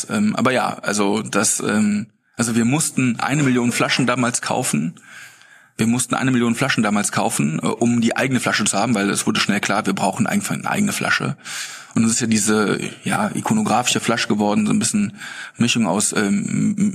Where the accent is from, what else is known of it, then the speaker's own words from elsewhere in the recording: Bonn, North Rhine-Westphalia, Germany; klar in Köln sowieso, wir kommen ja aus Bonn.